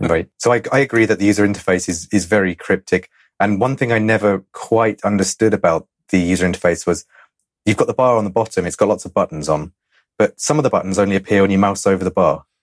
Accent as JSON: {"language": "English", "region": "England", "country": "United Kingdom", "said": "I'm English"}